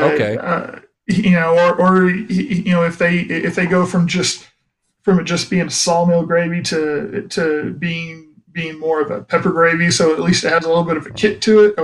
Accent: the South, United States; I'm a Southerner who's not a Southerner

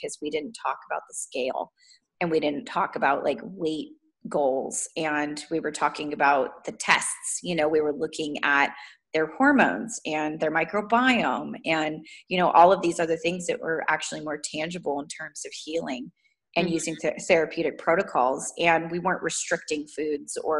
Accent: Southern California, United States; moved away as an adult; now in Pacific Northwest, United States; I grew up in Southern California

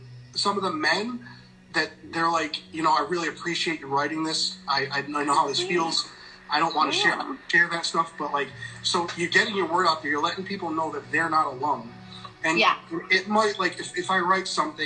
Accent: East Coast, United States; now in Midwest, United States; I grew up on the East Coast. I live in the Midwest now, but I grew up on the East Coast

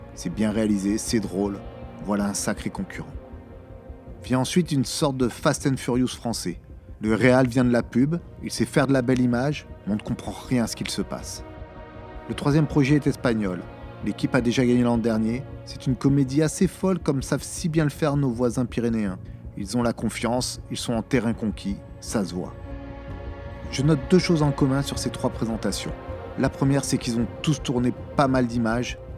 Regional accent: France; quand on est français

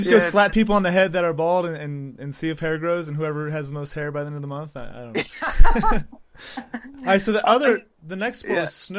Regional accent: United States; I'm from the United States, and I've never heard of a couple of these.

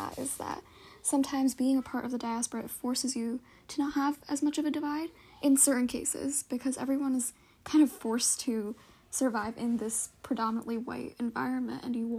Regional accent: Kerala, India; now in United States; So I know for a lot of people who immigrated from Kerala, which is my home state in India, there's various different places that you immigrate to.

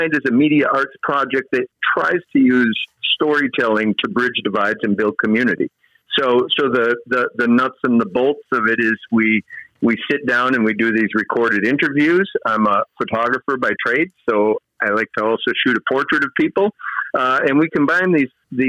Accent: Wisconsin, United States; moved away as an adult; also born or lived in Twin Cities, Minnesota; I grew up in Wisconsin

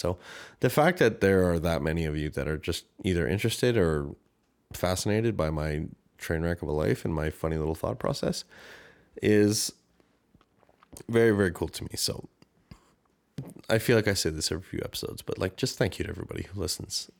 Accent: Canada; accent: Canadian; my Canadian accent

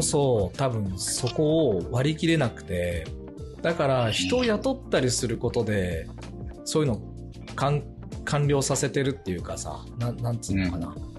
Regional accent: Japan; born or raised there; moved away as an adult

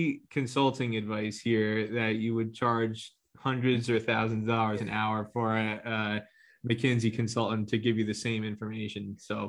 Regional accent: New Jersey, United States; I grew up in New Jersey.

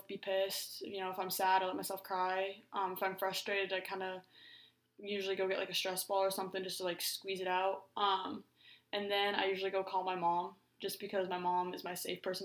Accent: Omaha, Nebraska, United States; I'm from Omaha, Nebraska.

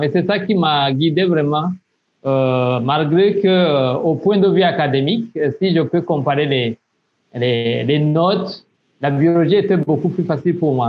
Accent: south of Burundi, Burundi; moved away as an adult; also born or lived in Burkina Faso; je suis burundais. Euh, je suis né au sud du Burundi, euh, où j'ai grandi

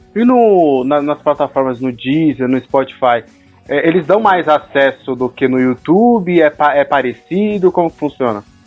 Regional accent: São Paulo, Brazil; Somos aqui de São Paulo

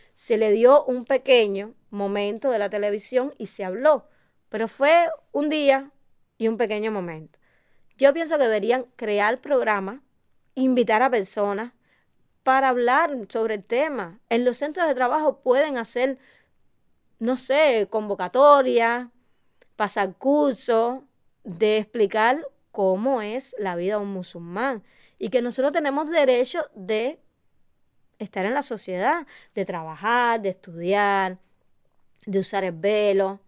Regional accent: Cuba; yo no soy árabe, yo sigo siendo cubana, latina, pero musulmana

